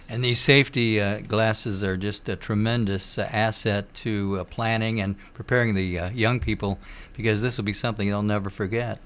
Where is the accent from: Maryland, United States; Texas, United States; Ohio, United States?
Ohio, United States; Cincinnati; moved away; also born or lived in Ripley County, Indiana; I'm from Greater Cincinnati area. I've been away for a long time